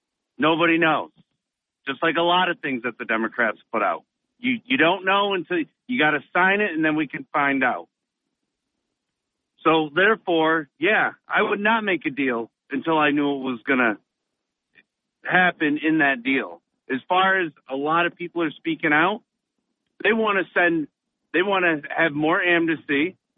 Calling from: Endwell, New York, United States; … from Endwell.

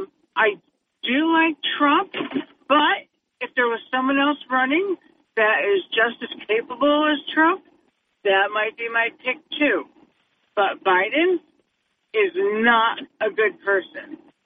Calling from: Brampton, Ontario, Canada

